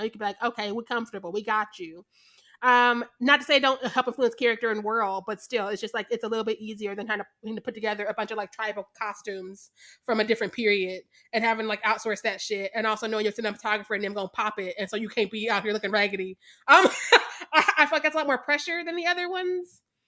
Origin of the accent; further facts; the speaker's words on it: Missouri, United States; I'm from Missouri.